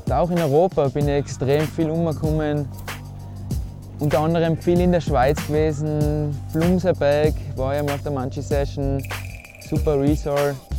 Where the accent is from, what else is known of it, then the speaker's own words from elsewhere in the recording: Mayrhofen, Tyrol, Austria; ich bin aus Meierhofen, schön im Zillertal.